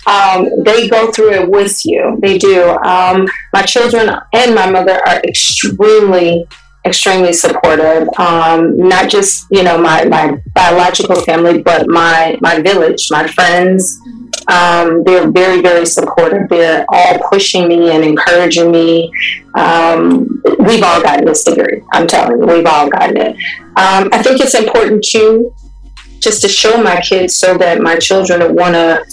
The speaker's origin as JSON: {"language": "English", "town": "Chicago", "region": "Illinois", "country": "United States", "moved": "as an adult", "lives_now": "California, United States", "said": "I currently live in California, but I'm from Chicago. I've been here about 6 years now"}